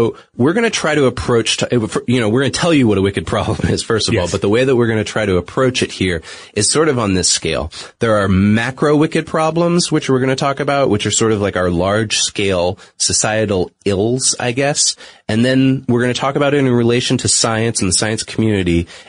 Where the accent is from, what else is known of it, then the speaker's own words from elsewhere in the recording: New England, United States; I'm from New England originally. Most people probably don't notice that because I tried not to affect my accent on the air. Whenever the word wicked is thrown into something, it might seep out a little bit here or there.